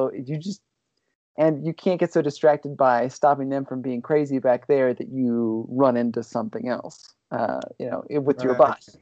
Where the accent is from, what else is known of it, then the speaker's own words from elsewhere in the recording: Ohio, United States; moved away as an adult; also born or lived in Los Angeles; I grew up in Ohio, and out there, like, ball sports are king.